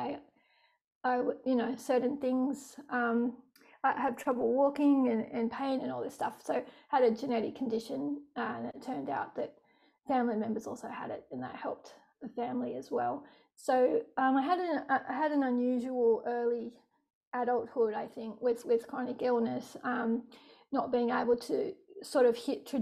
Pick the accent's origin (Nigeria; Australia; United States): Australia; Sydney, New South Wales; I grew up in Sydney, born in Rockdale